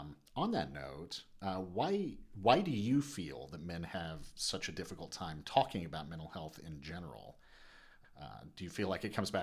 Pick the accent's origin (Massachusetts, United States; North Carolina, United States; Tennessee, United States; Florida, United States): Tennessee, United States; I'm from Tennessee, right? Originally.